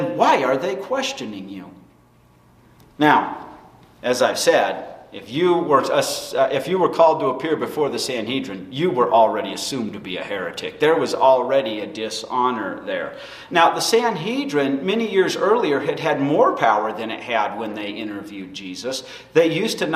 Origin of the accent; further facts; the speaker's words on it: United States; being an American citizen